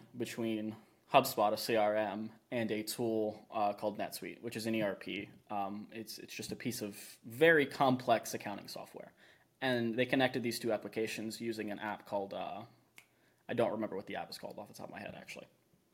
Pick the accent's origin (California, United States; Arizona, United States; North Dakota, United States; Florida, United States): Florida, United States; now in Austin, United States; I'm from Florida